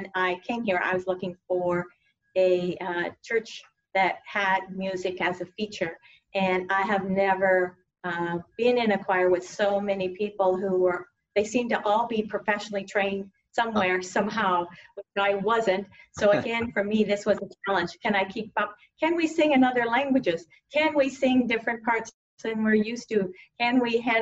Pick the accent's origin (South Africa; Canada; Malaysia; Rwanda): Canada; moved away as an adult; also born or lived in Stanford, United States; now in United States; I grew up in Canada in a really small town